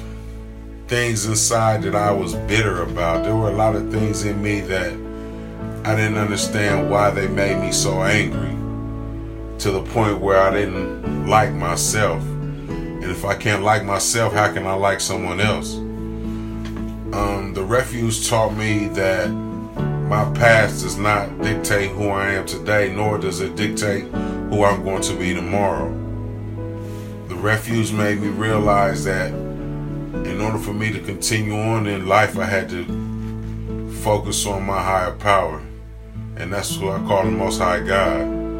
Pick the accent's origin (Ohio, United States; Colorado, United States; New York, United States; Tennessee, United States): Ohio, United States; Columbus; I'm from Columbus, Ohio, on the west side